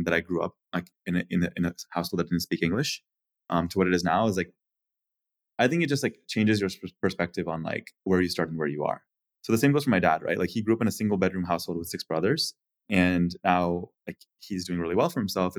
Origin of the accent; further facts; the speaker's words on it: Atlanta, Georgia, United States; I moved to the US when I was 6 years old. My dad was an IT consultant, so we moved around every 3 to 6 months. And so we lived in a lot of different states, finally settling in Atlanta. And then I grew up in Atlanta throughout middle school and high school